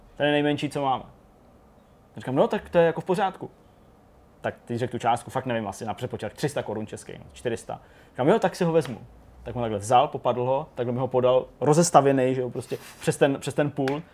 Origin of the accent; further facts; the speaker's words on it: Janovice nad Úhlavou, Plzeň Region, Czechia; když jsem byl malej a bydleli jsme v Janucích nad Úhlavou